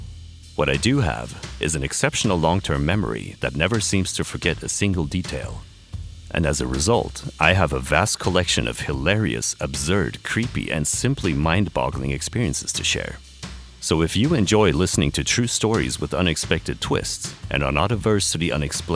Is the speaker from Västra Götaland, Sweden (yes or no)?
no; Stockholm, Stockholm County, Sweden; I'm a filmmaker from Stockholm, Sweden